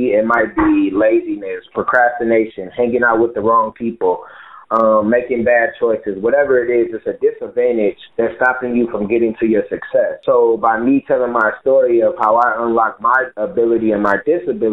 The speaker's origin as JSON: {"language": "English", "town": "Michigan City", "region": "Indiana", "country": "United States", "tie": "born or raised there", "said": "I'm from Michigan City, Indiana, and I grew up in the projects"}